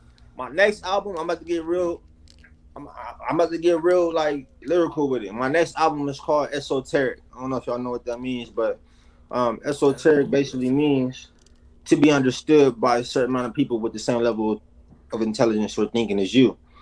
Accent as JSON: {"language": "English", "region": "East Coast", "country": "United States", "tie": "born or raised there", "said": "But even then, like, nah, bro, I grew up on the East Coast."}